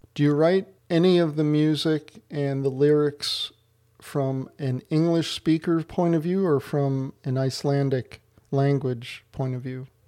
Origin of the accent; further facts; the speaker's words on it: United States; now in Canada; although I'm in Canada, and that's where I live now, uh, I'm originally from the United States.